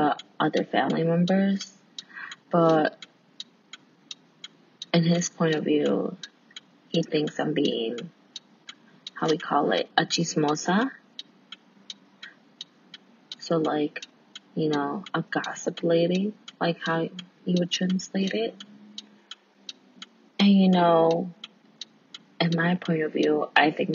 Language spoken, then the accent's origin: English; United States; I'm Mexican American, first generation student, first generation everything technically